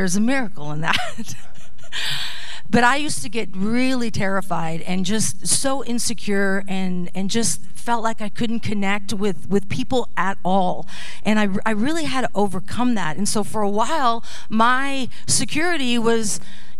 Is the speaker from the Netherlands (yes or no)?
yes; Netherlands; moved away; I was born in the Netherlands